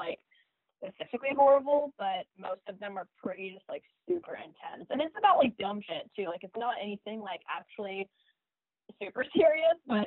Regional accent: Florida Keys, United States; I grew up in the Keys, the Florida Keys

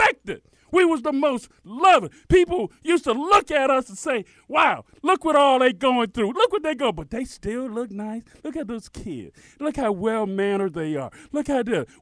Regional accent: Miami, Florida, United States; growing up in Miami

